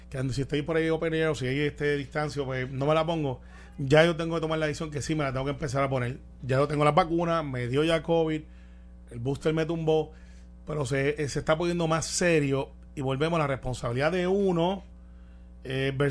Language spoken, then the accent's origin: Spanish; Jayuya, Puerto Rico; also born or lived in Utuado (birthplace); now in Santurce, Puerto Rico; Me crié en Jayuya desde